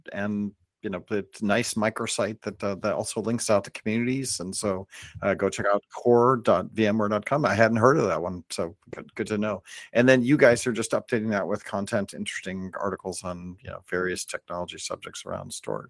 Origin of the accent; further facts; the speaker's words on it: California, United States; I'm from Northern California, and tri-tip and mostly California in general, we don't do a lot of sauces.